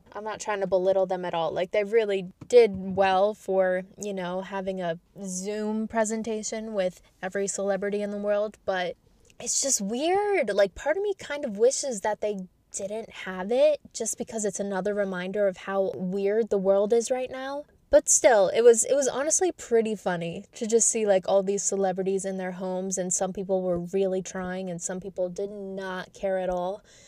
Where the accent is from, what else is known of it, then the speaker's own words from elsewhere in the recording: New York, United States; I'm from New York.